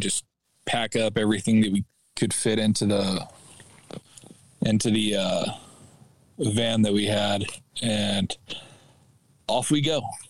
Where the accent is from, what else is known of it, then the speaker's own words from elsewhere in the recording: Missouri, United States; We moved out to Oregon from Missouri.